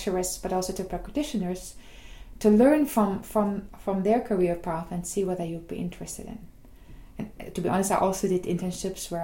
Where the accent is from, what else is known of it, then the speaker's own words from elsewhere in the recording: Germany; moved away as an adult; now in Groningen, Netherlands; I'm originally from Germany.